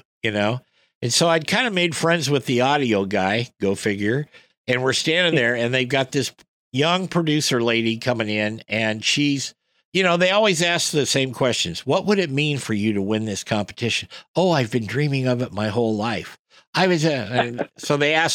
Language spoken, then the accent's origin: English; West Coast, United States; I come from the West Coast